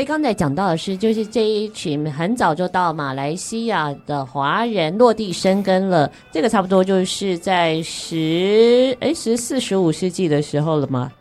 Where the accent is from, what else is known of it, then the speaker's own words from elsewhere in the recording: Taiwan; 我们这种土生土长的台湾人